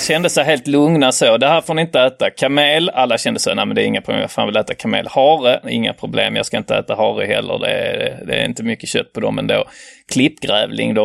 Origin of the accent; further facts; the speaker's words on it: Norway; jag är norsk